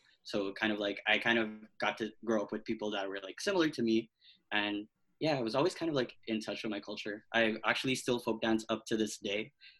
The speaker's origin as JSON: {"language": "English", "town": "Montreal", "region": "Quebec", "country": "Canada", "tie": "born or raised there", "said": "I was born and raised also in Montreal, but I grew up in Codinege, so it's like kind of like Filipino town, if you will."}